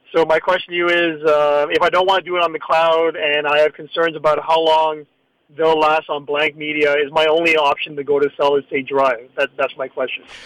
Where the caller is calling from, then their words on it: Toronto, Ontario, Canada; I'm calling from Toronto